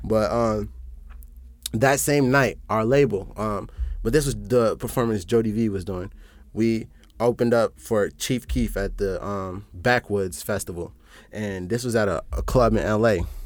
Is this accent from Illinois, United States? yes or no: yes; Chicago, Illinois, United States; also born or lived in Omaha; I'm from Chicago